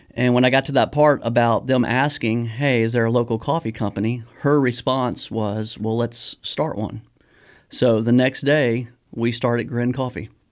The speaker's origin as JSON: {"language": "English", "town": "Baton Rouge", "region": "Louisiana", "country": "United States", "tie": "born or raised there", "said": "growing up in Louisiana, um, I'm from Baton Rouge"}